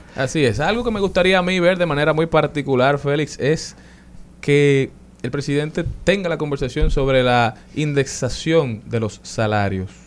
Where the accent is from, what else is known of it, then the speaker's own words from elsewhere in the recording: Dominican Republic; nosotros como dominicanos y dominicanas de bien